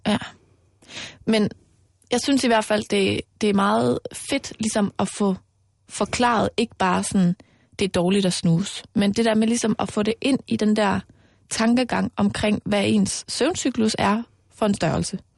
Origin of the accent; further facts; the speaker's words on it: Mols, Central Denmark Region, Denmark; moved away; also born or lived in Aarhus; jeg er jo vokset op ude på Mols, hvor der er rigtig, rigtig meget live-rollespil